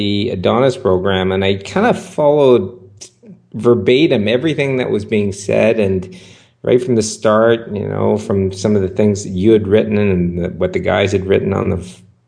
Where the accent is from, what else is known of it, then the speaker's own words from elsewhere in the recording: Vancouver, British Columbia, Canada; I grew up in Vancouver, Canada.